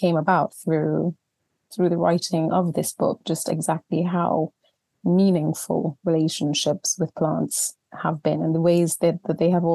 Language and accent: English; Trinidad & Tobago; moved away as an adult; now in England, United Kingdom; I was born in Trinidad and Tobago in the Caribbean just over 40 years ago now, and grew up there, had my whole childhood out there